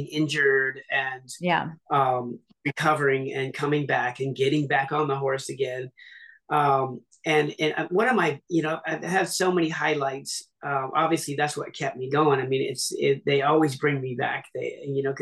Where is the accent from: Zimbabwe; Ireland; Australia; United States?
United States; Seattle, Washington; I'm from Seattle originally